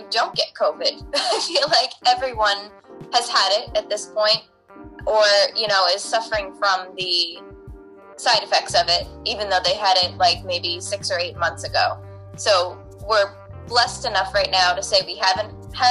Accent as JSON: {"language": "English", "area": "Long Island", "region": "New York", "country": "United States", "said": "I am from Long Island, New York"}